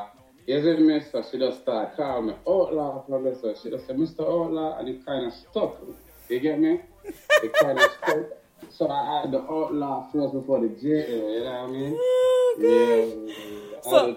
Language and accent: English; Jamaica; I am a Jamaican